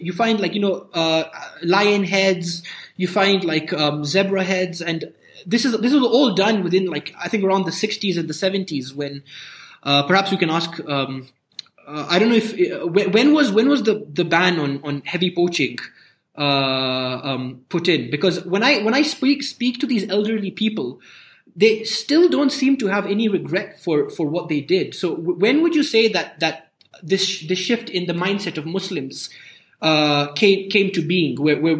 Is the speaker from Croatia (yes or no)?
no; Nairobi, Kenya; I grew up in Nairobi. I grew up near Nairobi National Park.